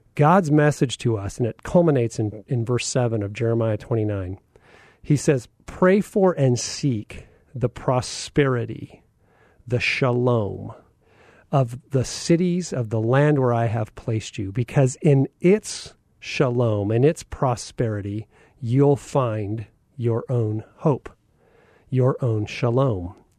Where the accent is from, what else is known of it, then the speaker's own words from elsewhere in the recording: Phoenix, Arizona, United States; growing up in North Central Phoenix